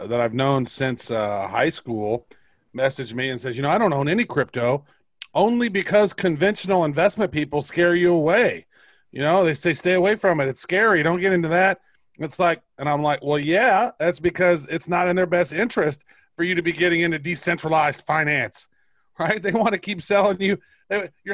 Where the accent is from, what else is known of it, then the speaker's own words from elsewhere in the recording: Butler, Missouri, United States; there's a town south of my town that I grew up in. I grew up in Butler.